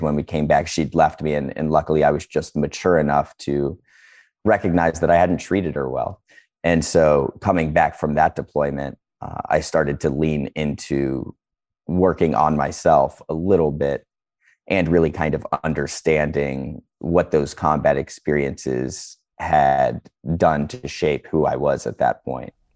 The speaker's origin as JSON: {"language": "English", "region": "Northeast Ohio", "country": "United States", "said": "I'm from Northeast Ohio"}